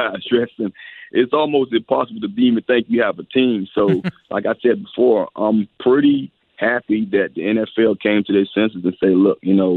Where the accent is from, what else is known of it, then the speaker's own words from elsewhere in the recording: Miami, Florida, United States; me being from Miami